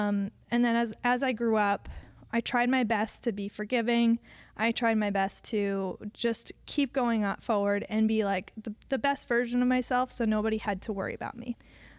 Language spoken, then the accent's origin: English; Connecticut, United States; I was from Connecticut, and we met when we were 8, and I tried to flirt.